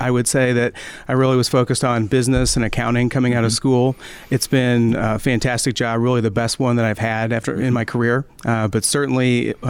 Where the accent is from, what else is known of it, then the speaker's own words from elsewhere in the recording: United States; moved away as an adult; also born or lived in St. Louis, Missouri / Louisville, Kentucky; now in Indianapolis, United States; I grew up in St. Louis and in Louisville.